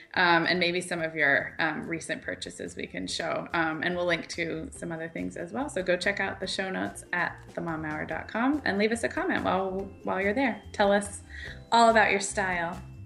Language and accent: English; Santa Barbara, California, United States; moved away; also born or lived in Chicago; I grew up in Santa Barbara